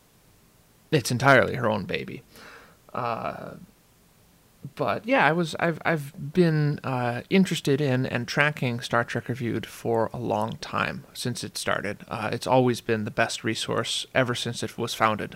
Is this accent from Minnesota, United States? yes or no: yes; St. Paul, Minnesota, United States; I am from St. Paul, Minnesota